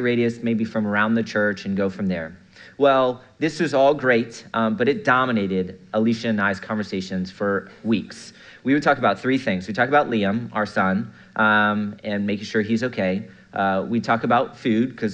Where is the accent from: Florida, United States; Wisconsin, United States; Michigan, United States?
Florida, United States; Melbourne; I'm from Melbourne, Florida.